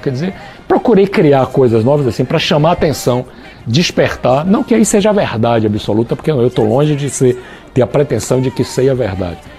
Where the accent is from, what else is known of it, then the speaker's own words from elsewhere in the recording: Bahia, Brazil; Da Bahia